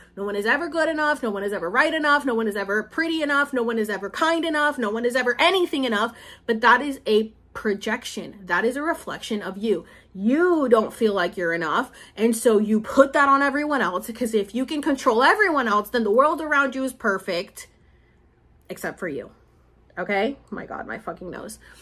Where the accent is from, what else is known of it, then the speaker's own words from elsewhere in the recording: Puerto Rico; this is my roots. These are my people. I'm from Puerto Rico, and like I'm from Puerto Rico.